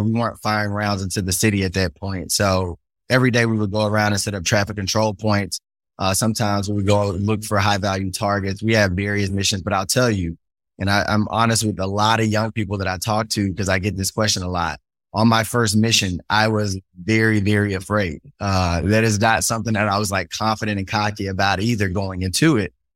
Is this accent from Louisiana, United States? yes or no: yes; Shreveport, Louisiana, United States; I grew up in Cedar Grove, an all black neighborhood